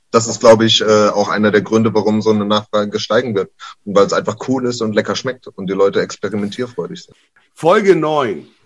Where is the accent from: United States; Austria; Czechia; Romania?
United States; German is a second language; lustigerweise, ich als Amerikaner bin eigentlich gegen äh, Anglizismen.